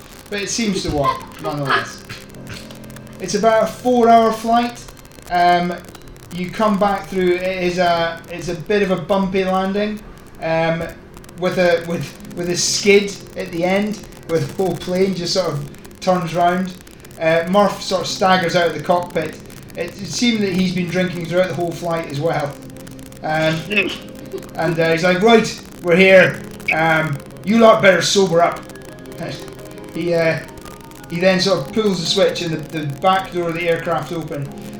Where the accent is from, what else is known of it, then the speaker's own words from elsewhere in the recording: Ireland; No, I'm Irish.